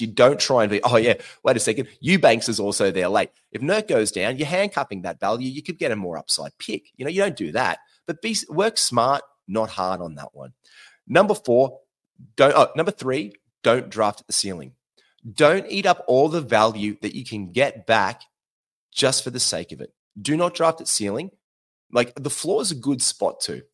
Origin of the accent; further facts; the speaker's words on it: Queensland, Australia; accent: Australian; now in Sydney, Australia; I'm from Queensland